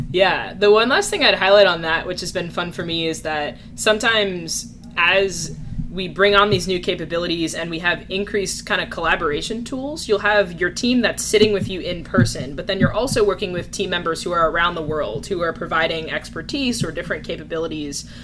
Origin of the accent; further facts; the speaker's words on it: New Jersey, United States; moved away as an adult; also born or lived in California; now in New York, United States; I grew up in New Jersey.